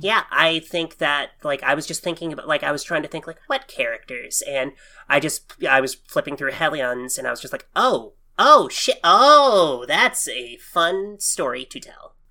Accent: Oklahoma, United States; I'm born and raised in Oklahoma

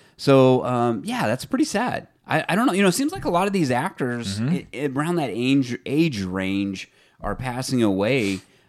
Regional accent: Fresno, California, United States; Local things here where we're from Fresno, the Central Valley area, and we talk about a lot of stuff there

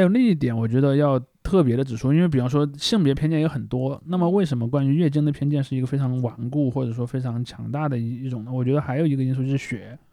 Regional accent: China; 我们那儿在大概在九十年代左右的时候建了一，我们那儿第一座很跨嘉陵江的桥

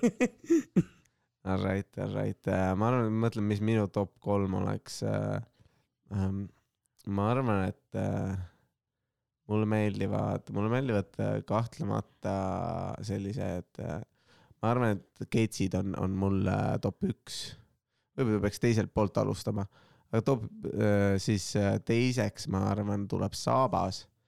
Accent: Estonia; me sündisime Eestisse valgete meestena

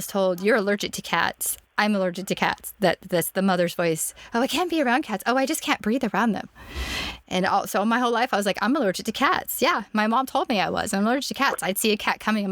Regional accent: Orlando, Florida, United States; moved away; also born or lived in Memphis; I grew up in Orlando, which, okay, Floridians like to say that we're Southerners, but we're not.

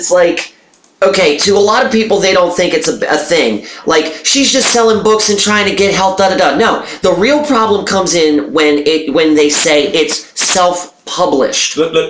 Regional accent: Baltimore, Maryland, United States; I am amongst a small percentage of white people that grew up in the city

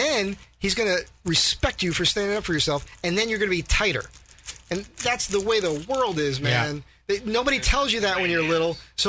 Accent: Seaside Park, New Jersey, United States; also born or lived in Clifton / Paterson / Vernon; And then my hometown, I consider Seaside Park, New Jersey.

